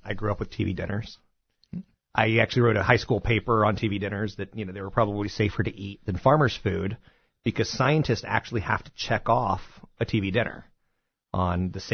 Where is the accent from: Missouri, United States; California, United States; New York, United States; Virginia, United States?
California, United States; San Carlos; my hometown of San Carlos